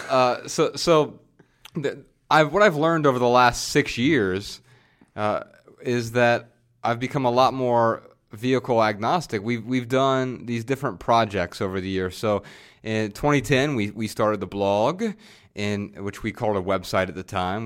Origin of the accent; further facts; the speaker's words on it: Dayton, Ohio, United States; moved away as an adult; also born or lived in Montana; We moved from Dayton, Ohio, our hometown, out to Montana